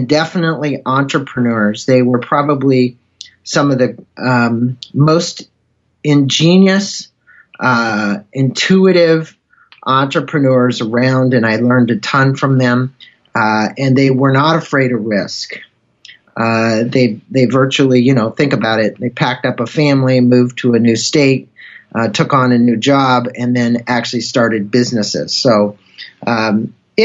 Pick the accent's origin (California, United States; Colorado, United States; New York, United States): California, United States; Claremont; also born or lived in St. Louis, Missouri; I was 7 years old when I transplanted to California. So I do consider myself a native of this state